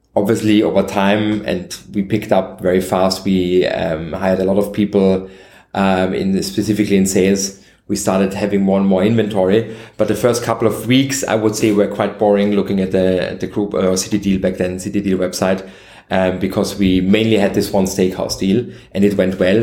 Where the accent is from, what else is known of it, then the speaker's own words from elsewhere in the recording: Vienna, Austria; I'm native Austrian. I was born and raised in Vienna